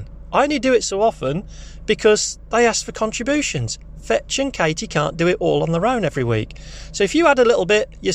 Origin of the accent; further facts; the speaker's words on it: South Holland, South Lincolnshire, East Midlands, United Kingdom; also born or lived in Boston, Lincolnshire; I'm from Lincolnshire, South Lincolnshire. We are not too far from the border of Norfolk. We're not too far from the border of Cambridgeshire. Born and bred South Holland District Council